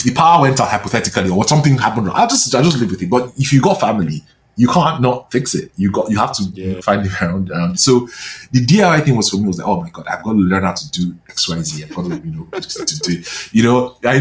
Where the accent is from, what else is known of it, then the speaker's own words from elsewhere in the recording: Nigeria; moved away as an adult; now in Canada; growing up in Nigeria